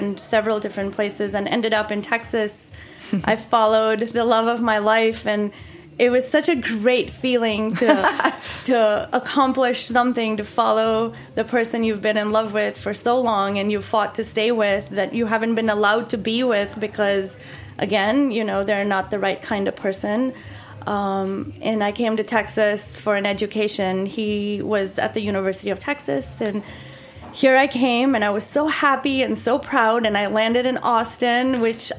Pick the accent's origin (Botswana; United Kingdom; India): India; Mumbai, Maharashtra; moved away as an adult; now in Wilton, United States; I grew up in Bombay, which is, you know, a big city.